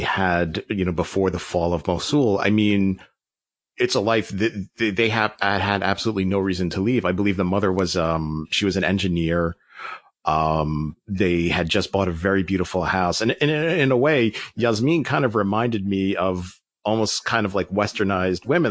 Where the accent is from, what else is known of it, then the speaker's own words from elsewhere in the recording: United States; as an American